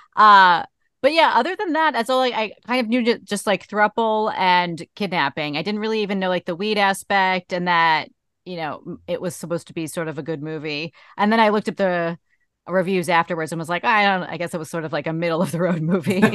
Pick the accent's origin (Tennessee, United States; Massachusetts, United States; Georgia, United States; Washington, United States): Massachusetts, United States; Boston; I'm from Boston